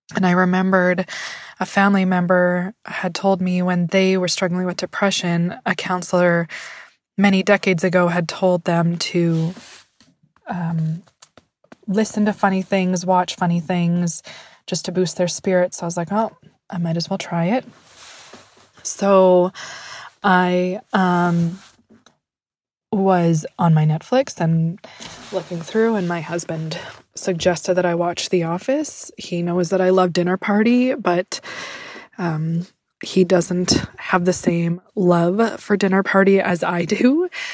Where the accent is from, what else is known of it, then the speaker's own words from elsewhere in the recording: Prince George, British Columbia, Canada; I'm from Prince George, British Columbia